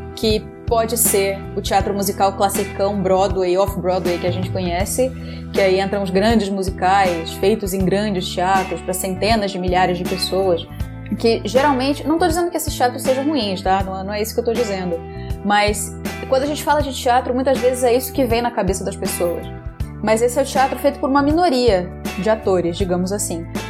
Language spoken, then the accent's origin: Portuguese; Rio de Janeiro, Brazil; also born or lived in São Paulo; eu sou carioca, sim.